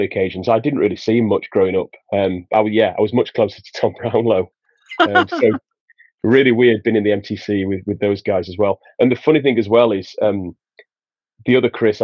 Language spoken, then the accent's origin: English; Sheffield, Yorkshire and the Humber, United Kingdom; also born or lived in Huddersfield; I'm about an hour away from where I grew up in Sheffield.